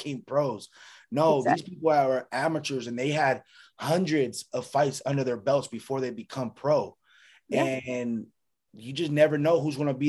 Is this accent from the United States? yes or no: yes; Northern California, United States; I'm from Northern California, so I know exactly how Oakland is.